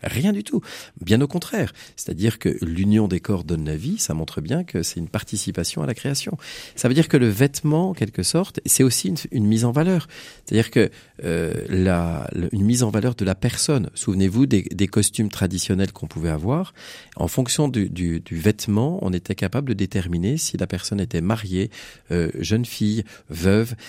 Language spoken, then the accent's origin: French; France; Je suis originaire de Bécon